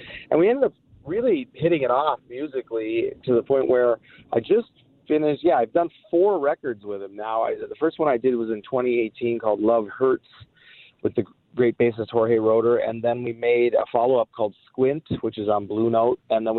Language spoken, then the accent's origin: English; Minneapolis, Minnesota, United States; So that was fun to be in my hometown playing with Julian.